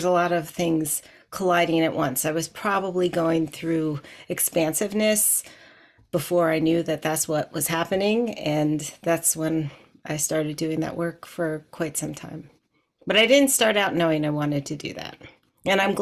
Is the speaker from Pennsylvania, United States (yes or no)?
yes; outside of Philadelphia, Pennsylvania, United States; also born or lived in Bogota, Colombia; I was born in Bogota, Colombia in 1972, and I was adopted by US-based parents, white identifying parents, and I spent most of my growing up time outside of Philly